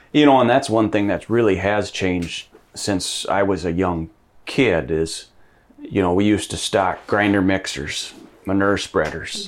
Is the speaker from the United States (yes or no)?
yes; Madison, United States; I grew up in Madison, went to school in Madison